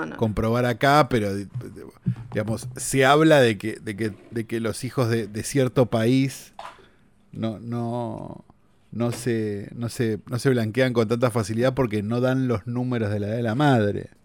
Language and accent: Spanish; Buenos Aires, Argentina; En Capital, nosotros los que somos porteños